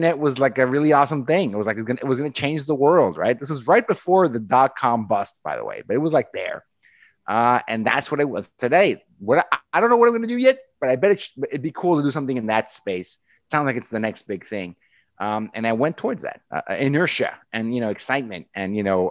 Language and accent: English; Mexico; moved away; I grew up in Mexico. That's where I'm from, on the border with the U.S.